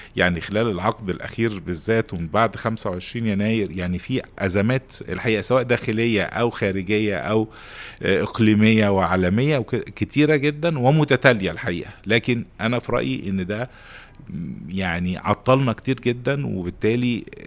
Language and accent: Arabic; Egypt; عندنا في مصر